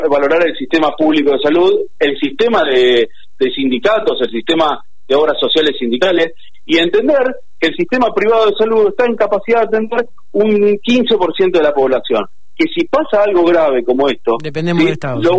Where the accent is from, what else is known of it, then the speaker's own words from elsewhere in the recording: Argentina; Nos tenemos que cuidar entre nosotros como argentinos